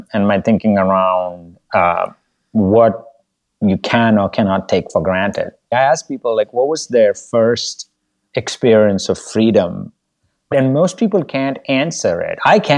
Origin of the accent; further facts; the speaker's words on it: India; moved away; also born or lived in Bogota, Colombia; I had to share a toilet growing up in India